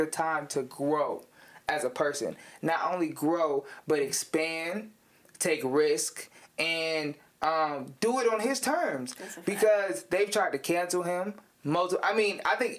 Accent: Ravenna, Ohio, United States; moved away as an adult; now in Cleveland, United States; I was born and raised in Ravenna, Ohio, which is a small town

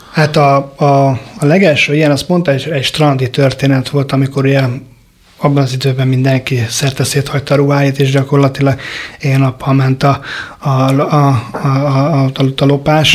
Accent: Budapest, Hungary; a tizenharmadik keletben nőttünk föl

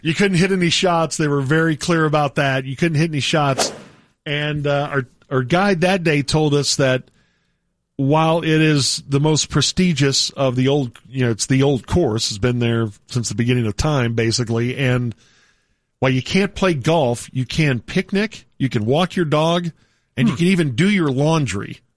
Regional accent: Texas, United States; we're from Texas

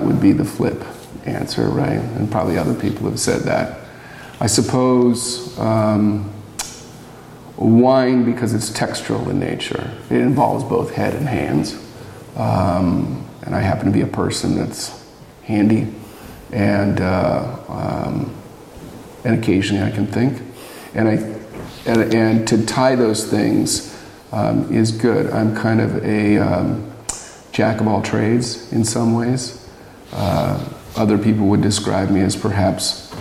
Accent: Bend, Oregon, United States; I'm from Oregon. I grew up in Bend

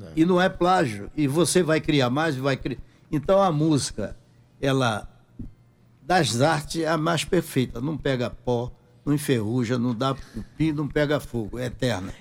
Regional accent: Guarabira, Paraíba, Brazil; moved away; also born or lived in Rio de Janeiro; Eu sou da cidade de Guarabira, brejo

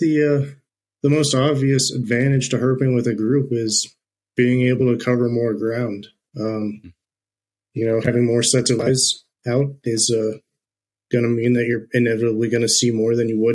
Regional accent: Houston, Texas, United States; moved away as an adult; now in Alpine, United States; I'm from Houston originally, and okay. Moved to Alpine in the fall of 2018 for college

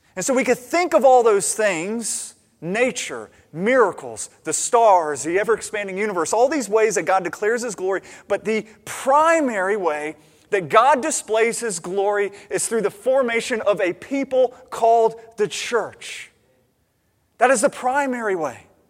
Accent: United States; as an American

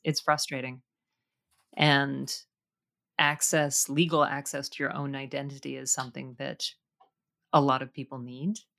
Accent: Canada; It is an interesting thing with Canadian culture that we, I think, are more careful about what we project into the world

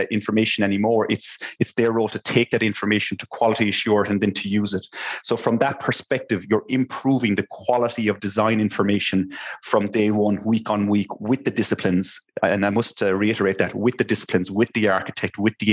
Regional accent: Limerick, Munster, Ireland; also born or lived in Copenhagen, Denmark; I'm originally from Limerick, so I'm back and forth between the two

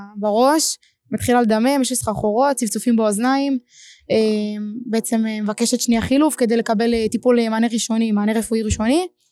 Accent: Ashkelon, Southern District, Israel; אני אשקלונית

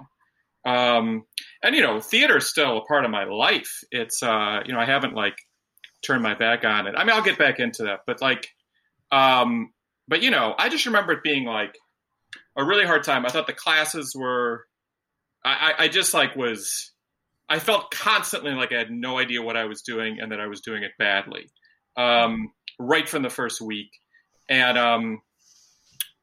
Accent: Detroit, Michigan, United States; now in New York City, United States; I'm from Detroit actually

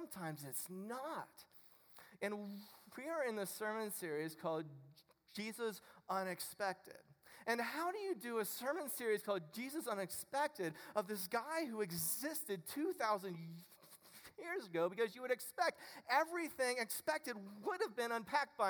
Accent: Ohio, United States; I'm from Ohio

